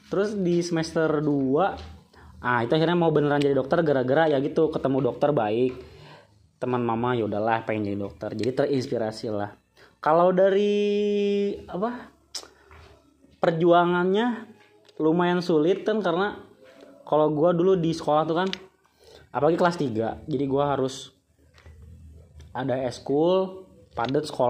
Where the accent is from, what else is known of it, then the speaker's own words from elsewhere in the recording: Java, Indonesia; contoh gue gue, gue dari Jawa, gue nolak SNMPTN itu nggak keterima anjir.